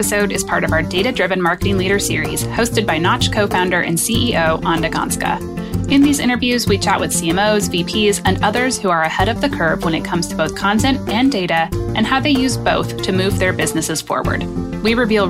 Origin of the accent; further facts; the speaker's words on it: Romania; now in United States; I am from Romania and I still very much feel Romanian in almost every way, except maybe a bit culturally since I've spent so long here in the US.